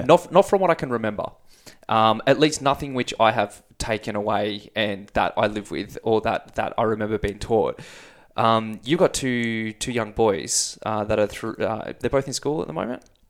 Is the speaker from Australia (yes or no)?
yes; Canberra, Australian Capital Territory, Australia; I grew up in Canberra